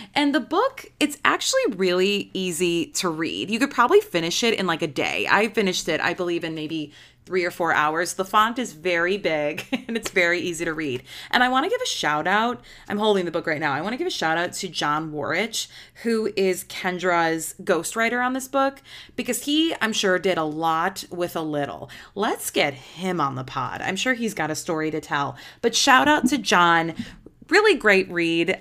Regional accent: Illinois, United States; I'm from Illinois

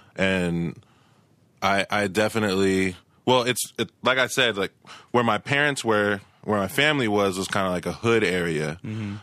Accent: Tulsa, Oklahoma, United States; now in Los Angeles, United States; I grew up in Tulsa, Oklahoma.

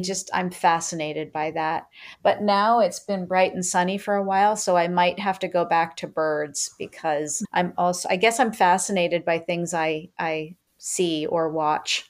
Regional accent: Maine, United States; I'm from Maine, and my family's been there for many, many, many, many generations

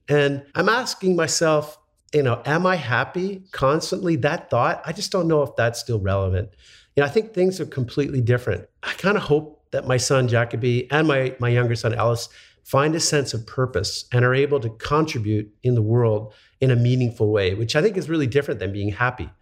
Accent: Montreal, Quebec, Canada; I grew up in Montreal

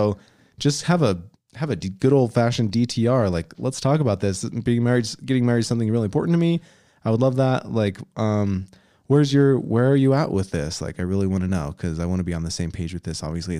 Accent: Georgia, United States; I grew up in Georgia, about 1.5 miles from Gainesville, and my husband is from Oregon.

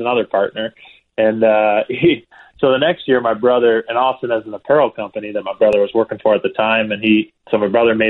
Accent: Peterborough, Ontario, Canada; moved away; we grew up kind of outside Peterborough in the country

